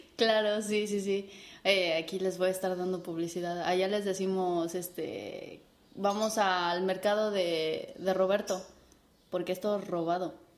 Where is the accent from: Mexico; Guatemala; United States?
Mexico; moved away as an adult; now in Spain; buena mexicana chingona que soy